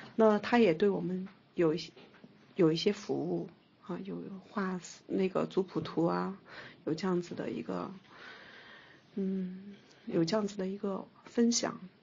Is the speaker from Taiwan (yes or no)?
no; Nanjing, Jiangsu, China; also born or lived in Xinjiang; 我基本上都是在南京长大的